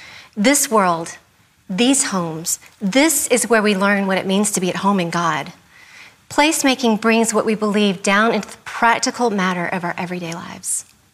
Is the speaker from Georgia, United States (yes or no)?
yes; Atlanta, Georgia, United States; I'm an increasingly rare variety of Southerner, known collectively as Georgia Native. My accent may not sound like it, and that's because I'm from Atlanta, so homogenized now.